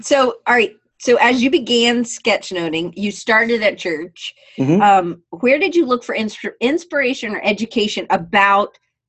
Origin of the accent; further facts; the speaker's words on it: Atlanta, Georgia, United States; They would say I sound like a Yankee, even though I grew up in Atlanta.